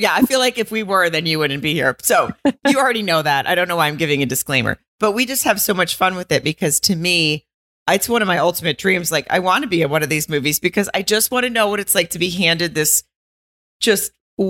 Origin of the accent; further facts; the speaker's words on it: the South, United States; I'm from the South.